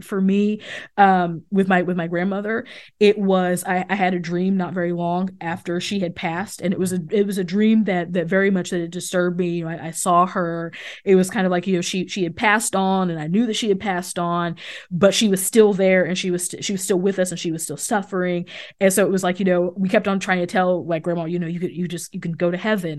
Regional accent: Missouri, United States; I grew up outside of Kansas City

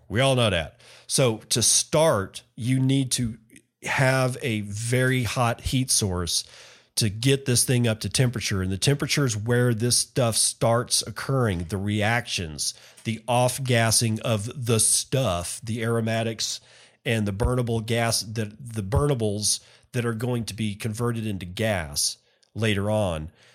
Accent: United States; I'm an American.

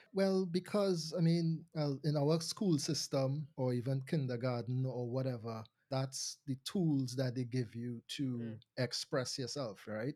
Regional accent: Trinidad & Tobago; I am Trinidadian. Um, I do hail from Trinidad and Tobago, but just to make the distinction, I was born in Trinidad

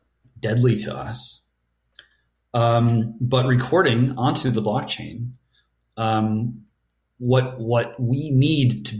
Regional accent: United States; I'm an American and I'm stuck being an American

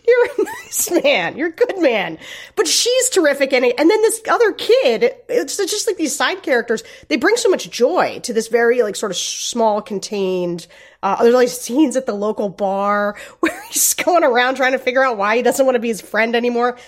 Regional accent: Gettysburg, Pennsylvania, United States; I grew up near Gettysburg, right around Gettysburg

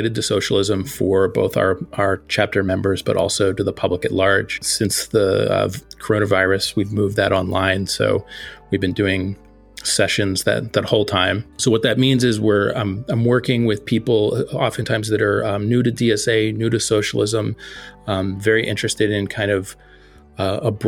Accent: outside of Philadelphia, Pennsylvania, United States; I grew outside of Philadelphia, and there was not a lot of socialism talk where I grew up either

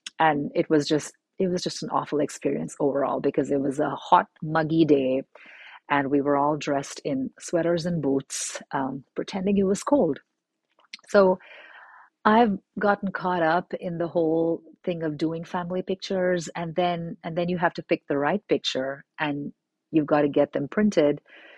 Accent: India; also born or lived in Middle East; it was something I had never experienced growing up in India and in the Middle East.

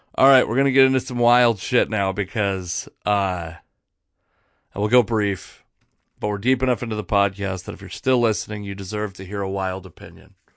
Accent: Puyallup tribal land, Washington, United States; I grew up on the Puyallup Indian tribe. Um, there's a lot of, of tribal land in my area.

